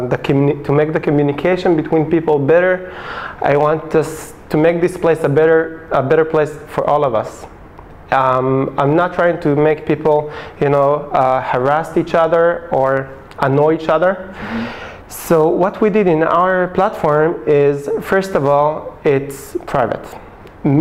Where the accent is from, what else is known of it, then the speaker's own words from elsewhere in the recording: Hashmonaim, Central District, Israel; Originally I'm from Hashmonaim. It's a small settlement near Modi'in.